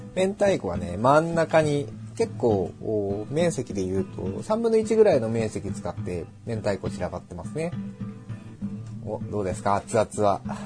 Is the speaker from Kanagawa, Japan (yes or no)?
yes; Yokohama, Kanagawa, Japan; 我らが横浜